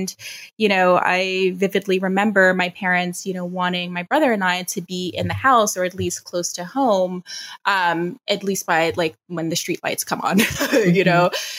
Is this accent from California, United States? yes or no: no; New York City, New York, United States; also born or lived in Long Island, New York; So I am a native New Yorker. I grew up in the Bronx. I was born there and was there for about 10 years until my family moved us to the suburbs of Long Island.